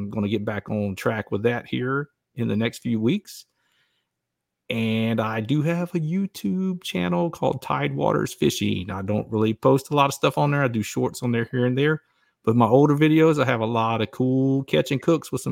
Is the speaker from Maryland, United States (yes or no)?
no; Georgia, United States; now in Texas, United States; I'm from Georgia